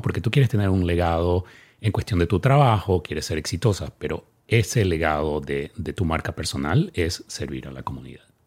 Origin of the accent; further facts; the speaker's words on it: Ecuador; now in Dallas, United States; mi país, Ecuador